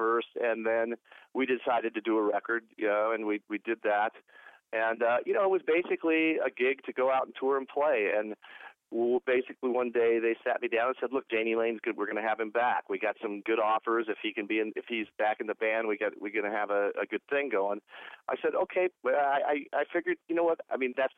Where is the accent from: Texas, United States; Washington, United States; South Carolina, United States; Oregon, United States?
Oregon, United States; Portland; moved away; also born or lived in Los Angeles, California / Cleveland, Ohio; I was born in Portland, Oregon, grew up in Portland, Oregon, lived in L.A. most of my life